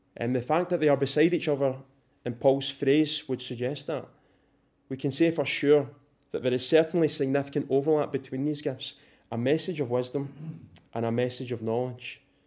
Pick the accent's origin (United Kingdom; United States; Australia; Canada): United Kingdom; Scotland; if we're Scottish here this morning